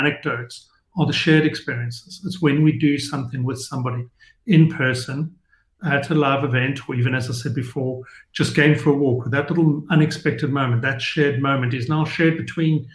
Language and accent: English; South Africa; being South African